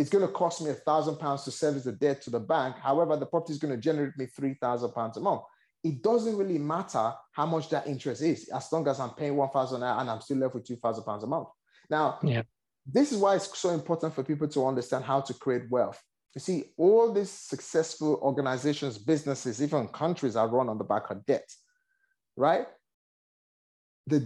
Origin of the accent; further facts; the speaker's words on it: Nigeria; moved away; I originally born and raised in Nigeria.